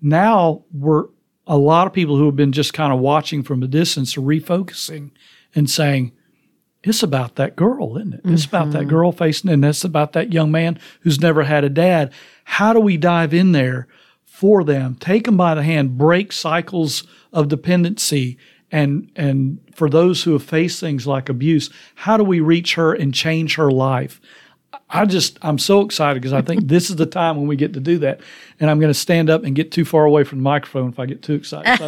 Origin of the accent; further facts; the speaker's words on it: Tennessee, United States; you know, in our state, because I'm from Tennessee, because we've got a trigger law